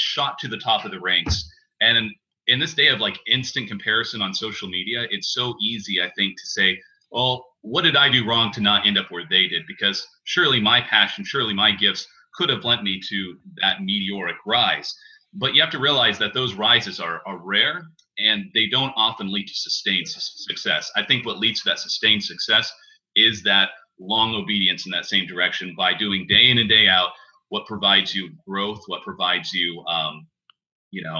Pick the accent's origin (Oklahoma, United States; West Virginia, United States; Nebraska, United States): Oklahoma, United States; Tulsa; moved away as an adult; also born or lived in Hagerstown, Maryland; Tulsa is a great place for me to land because it's my hometown